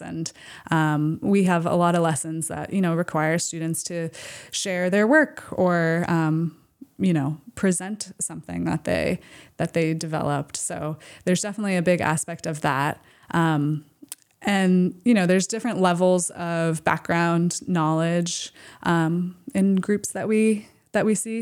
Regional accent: Camden, Maine, United States; also born or lived in Boston, Massachusetts; I grew up here in Maine, in the Midcoast, in Camden

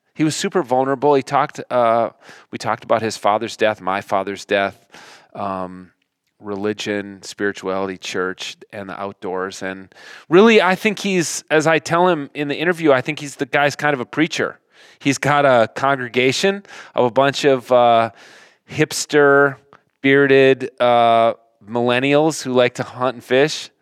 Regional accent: Minnesota, United States; Flatlanders like us, Minnesotans

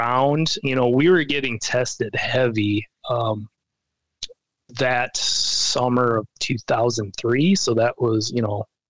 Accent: Minnesota, United States; get out on the field in the Metrodome where I've watched, you know, my hometown team play

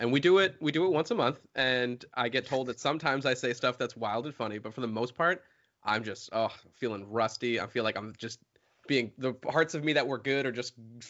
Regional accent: New Hampshire, United States; they dogged on where my home state

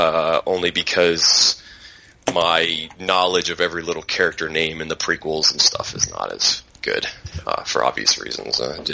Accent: Atlanta, Georgia, United States; moved away as an adult; also born or lived in Los Angeles, California; now in San Francisco, United States; I'm from Atlanta. Went to high school and college there. Been in California for about 15 years. Was in Los Angeles for a long time.

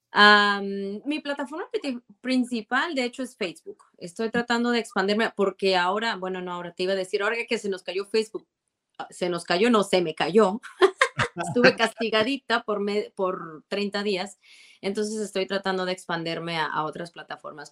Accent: Guadalajara, Jalisco, Mexico; moved away as an adult; now in Arizona, United States; cuando yo estaba en la prepa en Guadalajara, porque yo soy de Guadalajara y, no vine a Arizona hasta ya después de que me gradué

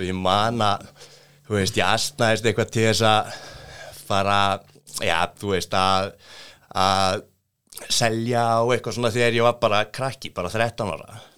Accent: Reykjavík, Capital Region, Iceland; kem úr eh, gettóinu, breyðaltinu

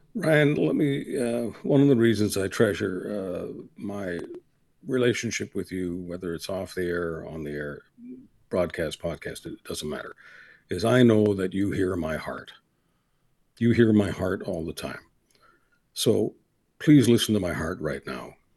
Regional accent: Canada; as a Canadian

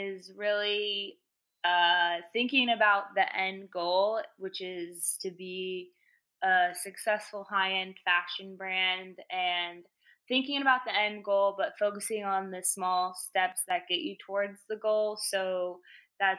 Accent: Virginia, United States; moved away as an adult; also born or lived in Idaho; now in New York, United States; I was born in Idaho. I grew up in Virginia. I went to college back out in Idaho.

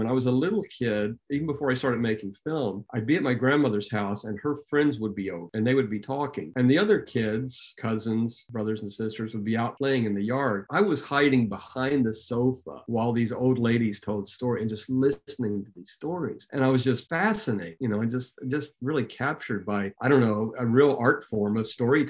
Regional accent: Nashville, Tennessee, United States; originally I was born in Nashville, Tennessee.

